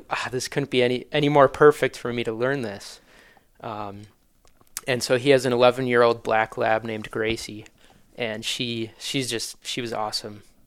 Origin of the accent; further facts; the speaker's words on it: Manitowoc, Wisconsin, United States; I'm born and raised in Manitowoc